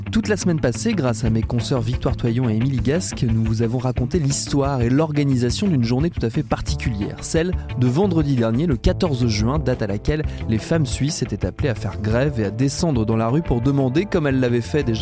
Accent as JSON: {"language": "French", "country": "France"}